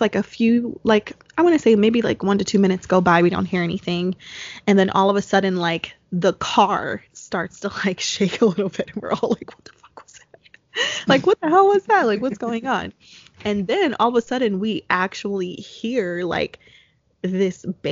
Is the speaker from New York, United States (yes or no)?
no; New Jersey, United States; because we're both from New Jersey